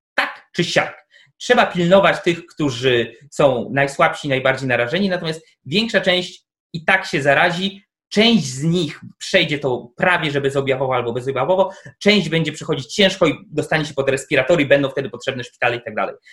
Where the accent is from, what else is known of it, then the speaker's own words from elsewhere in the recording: Tomaszów, Poland; z mojego rodzinnego miasta, czyli z Tomaszowa